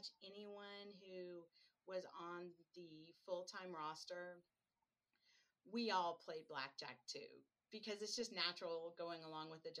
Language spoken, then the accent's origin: English; Midwest, United States; moved away as an adult; also born or lived in Lake Tahoe; now in Oregon, United States; I'm actually originally from the Midwest